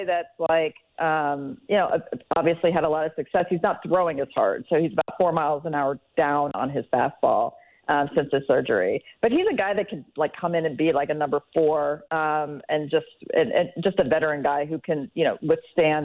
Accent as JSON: {"language": "English", "town": "Cincinnati", "region": "Ohio", "country": "United States", "said": "I come from Cincinnati"}